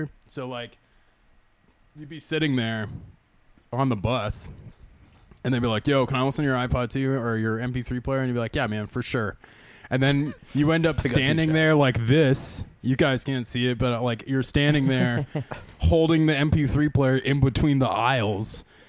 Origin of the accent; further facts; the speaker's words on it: St. Thomas, Ontario, Canada; I mean, I grew up in St. Thomas, and it was the same, but it was like High School Musical was the thing.